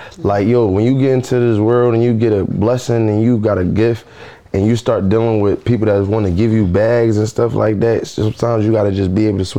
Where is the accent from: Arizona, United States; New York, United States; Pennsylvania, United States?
Pennsylvania, United States; Philadelphia; I'm from Philly